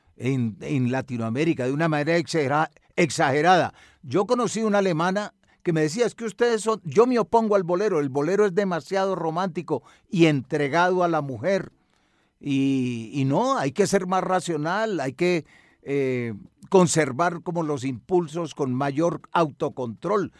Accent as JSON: {"language": "Spanish", "town": "Medellín", "region": "Antioquia", "country": "Colombia", "tie": "born or raised there", "moved": "yes", "lives_now": "Bogotá, Colombia", "said": "Soy de Medellín"}